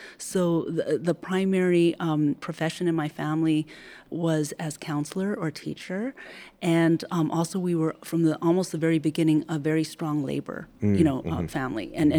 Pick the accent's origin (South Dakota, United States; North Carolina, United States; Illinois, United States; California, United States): California, United States; San Francisco; I grew up in the Fillmore